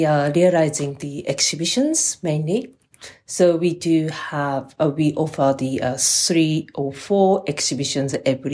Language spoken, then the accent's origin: English; Kagoshima, Japan; now in London, United Kingdom; Yes, I'm from Kyushu, Kagoshima.